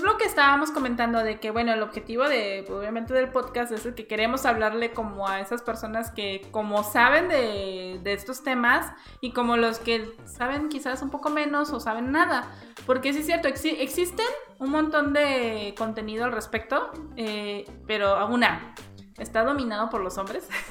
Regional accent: Coatzacoalcos, Veracruz, Mexico; yo soy de Veracruz, hay una ciudad que se llama Coaxacualcos

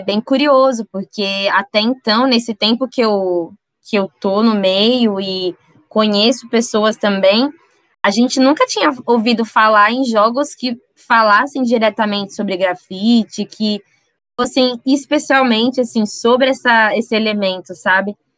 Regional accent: São Paulo, Brazil; na quebrada de onde eu venho, né, cidade de Tiradentes

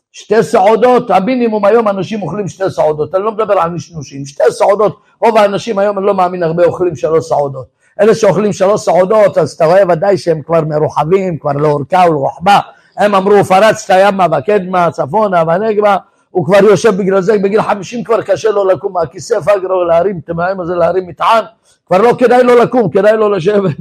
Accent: Tel Aviv, Tel Aviv District, Israel; אני גדלתי בתל אביב, בתוך הבוהמה

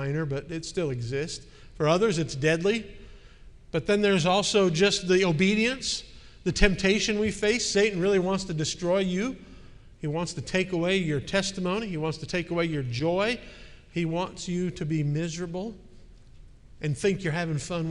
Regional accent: Milwaukee, Wisconsin, United States; moved away; my hometown of Milwaukee

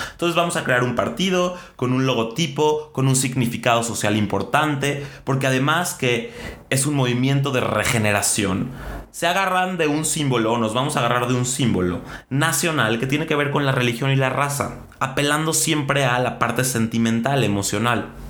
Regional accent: Mexico; nos merecemos como mexicanos

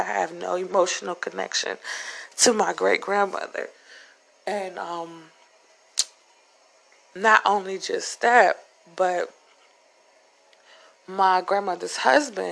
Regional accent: Upper Marlboro, Maryland, United States; moved away; I'm not from the hood, okay? I'm from Upper Marlboro, Maryland. I'm from Darcy Road

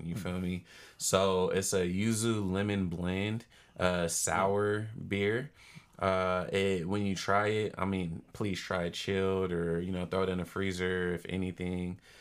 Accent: Oakland, California, United States; also born or lived in Charlotte, North Carolina; I'm from Oakland, born and raised

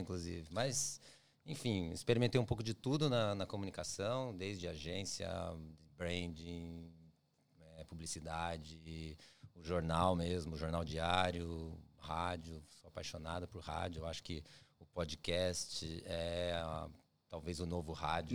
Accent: Curitiba, Paraná, Brazil; moved away as an adult; now in Australia; eu sou de Curitiba, na minha, uhum. minha, cidade, não é minha cidade natal, mas é a cidade que eu passei minha vida toda, minha família mora lá

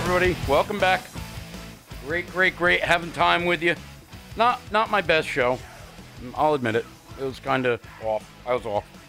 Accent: East Hampton, New York, United States; you're from my hometown

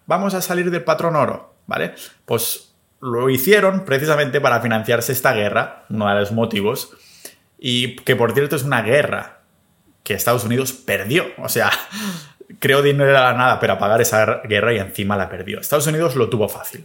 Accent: Catalonia, Spain; also born or lived in New Zealand / Australia; mi pueblo, catalán

